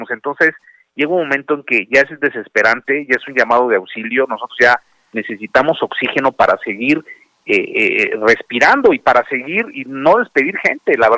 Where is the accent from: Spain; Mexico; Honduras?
Mexico; nosotros llevamos 10 meses en una situación, como muchos mexicanos, en una situación complica compleja, difícil